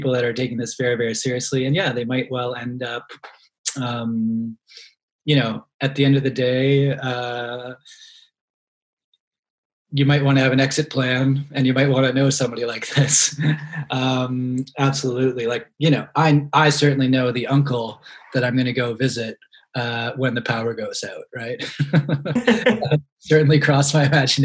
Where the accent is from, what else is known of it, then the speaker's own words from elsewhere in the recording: Halifax, Nova Scotia, Canada; moved away; also born or lived in London, Ontario; growing up in Halifax in the 1990s